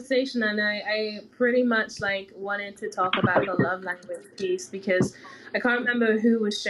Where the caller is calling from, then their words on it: London, United Kingdom; I'm in London.